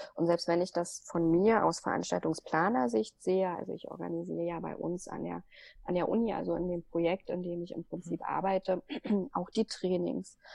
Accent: Berlin, Germany; in Berlin, also ich komme ja aus Berlin

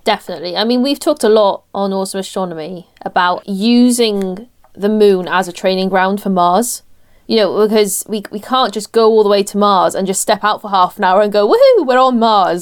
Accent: Welsh, Wales, United Kingdom; I'm Welsh and we're perpetually jolly because we live somewhere that rains ninety percent of the time

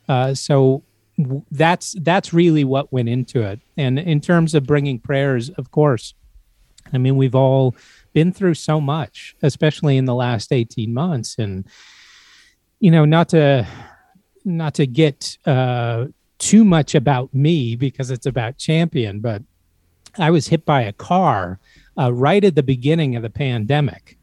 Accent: Central Valley of California, United States; moved away; also born or lived in Idaho; I, I grew up in the Central Valley of California and then moved for a time in Idaho

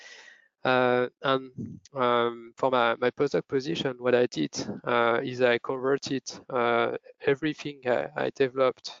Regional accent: France; moved away as an adult; also born or lived in Lyon / Paris; now in Zurich, Switzerland; I was born in France 28 years ago.

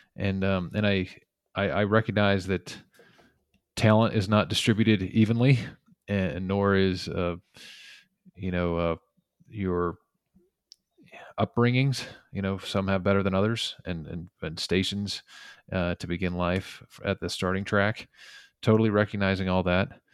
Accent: the West, United States; I grew up in the West

